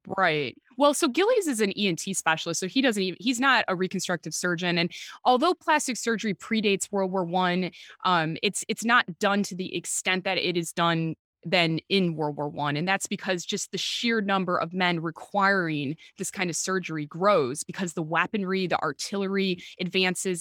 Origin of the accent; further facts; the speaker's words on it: Chicago, Illinois, United States; accent: Chicago; moved away as an adult; also born or lived in Britain / Oxford; now in United Kingdom; my Chicago accent